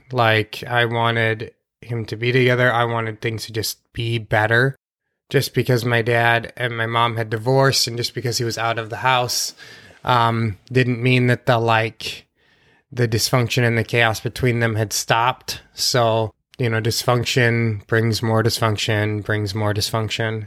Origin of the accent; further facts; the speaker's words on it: Sauk Rapids, Minnesota, United States; also born or lived in St. Cloud, Minnesota; I was born in the Saint Cloud Hospital.